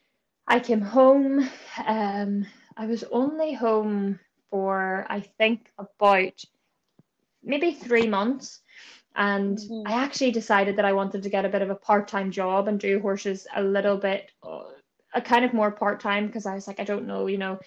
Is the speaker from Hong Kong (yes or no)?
no; Bangor, Northern Ireland, United Kingdom; I'm just from Bangor, County Down.